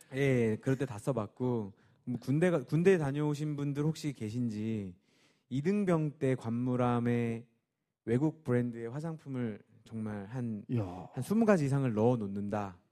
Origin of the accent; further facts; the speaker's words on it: Wonju, Gangwon, South Korea; moved away as an adult; now in Seoul, South Korea; 제가 강원도에서만 29년을 넘게 살았어요